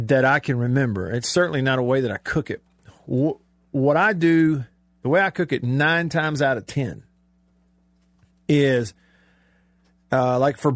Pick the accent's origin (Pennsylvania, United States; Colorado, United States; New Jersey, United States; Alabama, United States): Alabama, United States; I grew up in Alabama